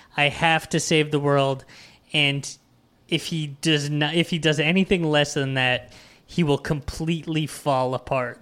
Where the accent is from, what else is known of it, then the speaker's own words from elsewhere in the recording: New York, United States; as a New Yorker